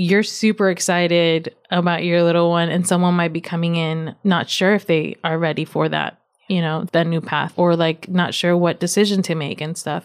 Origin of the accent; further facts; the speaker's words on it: Virginia, United States; My parents are from Nicaragua. I was born and raised in Virginia